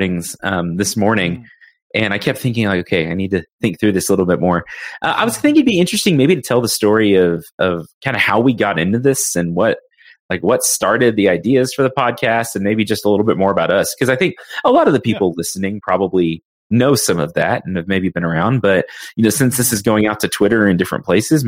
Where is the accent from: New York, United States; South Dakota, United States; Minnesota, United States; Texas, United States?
Texas, United States; I'm a Texan. I'm, you know, have lived in Texas pretty much my whole life